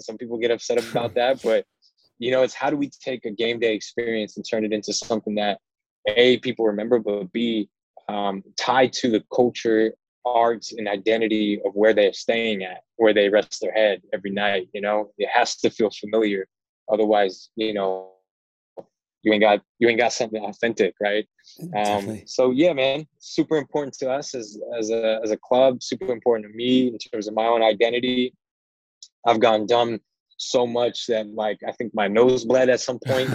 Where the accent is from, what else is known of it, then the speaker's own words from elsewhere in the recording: Oakland, California, United States; also born or lived in Central Valley, California / Sacramento, California; I was born in Oakland, raised in the Bay Area.